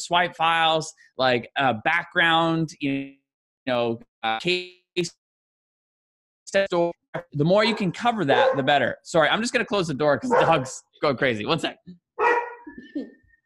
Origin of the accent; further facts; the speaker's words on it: Canada; as a Canadian